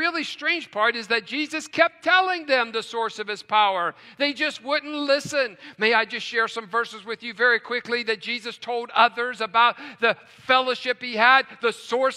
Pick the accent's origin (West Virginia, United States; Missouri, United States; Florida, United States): West Virginia, United States; now in Tucson, United States; growing up in West Virginia